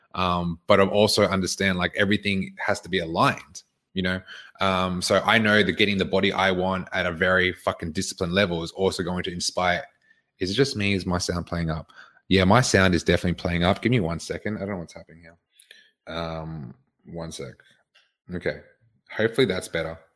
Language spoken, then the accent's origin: English; Queensland, Australia; now in Victoria, Australia; I was born here. I grew up in Queensland.